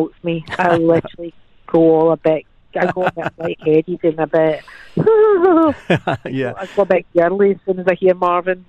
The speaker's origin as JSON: {"language": "English", "region": "Scotland", "country": "United Kingdom", "said": "I'm Scottish"}